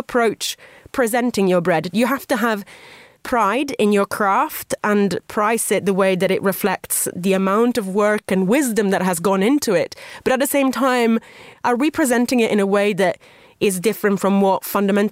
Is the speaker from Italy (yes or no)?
yes; Italy; moved away; growing up in Italy, bread was never considered a luxury product